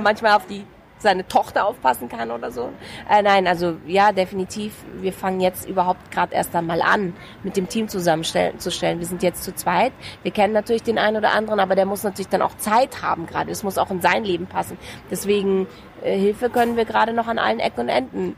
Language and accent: German; Munich, Bavaria, Germany; das ist mein Pflaster, mein, mein Geburtsort, meine Heimatstadt, hier geboren